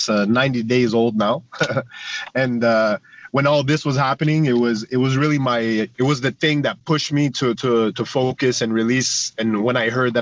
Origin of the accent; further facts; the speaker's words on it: Quebec, Canada; as a Canadian artist, as a French rapper